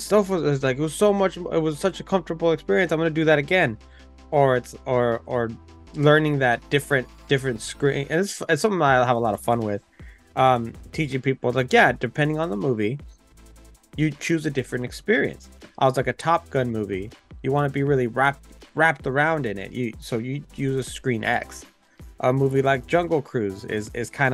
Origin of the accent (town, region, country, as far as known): United States